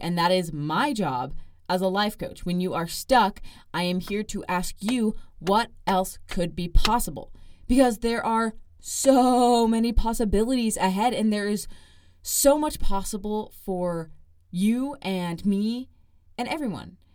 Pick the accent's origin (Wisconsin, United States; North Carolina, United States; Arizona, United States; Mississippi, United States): Arizona, United States; Gilbert; moved away as an adult; now in Provo, United States; I am from Gilbert, Arizona.